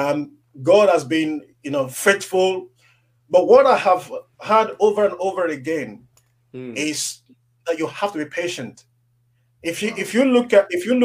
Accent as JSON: {"language": "English", "country": "Nigeria", "tie": "born or raised there", "said": "When I was growing up in Africa as a young boy"}